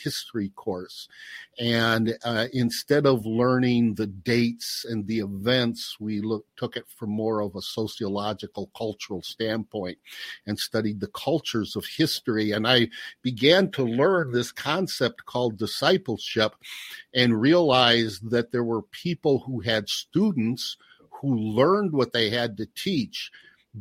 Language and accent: English; Portage, Indiana, United States; moved away; also born or lived in Pennsylvania; I grew up in Portage, Indiana, Northwest Indiana